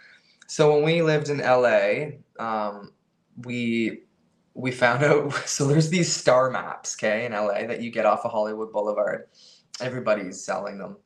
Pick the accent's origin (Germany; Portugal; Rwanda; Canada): Canada; we're a band from Canada